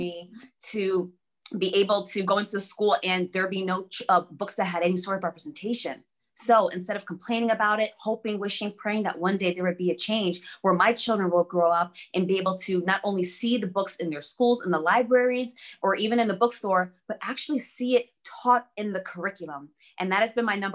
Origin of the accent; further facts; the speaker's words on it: United States; English is a second language; also born or lived in Berlin, Germany; growing up in the States